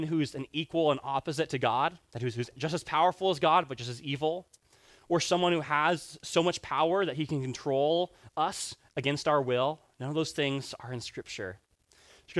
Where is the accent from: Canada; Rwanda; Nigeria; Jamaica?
Rwanda; I grew up in Rwanda